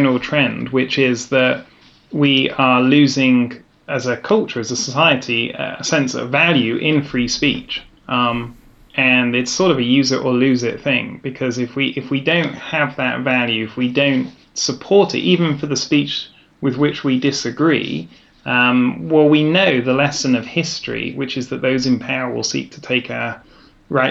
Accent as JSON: {"language": "English", "region": "England", "country": "United Kingdom", "moved": "as an adult", "lives_now": "Vienna, Austria", "said": "I'm a Brit."}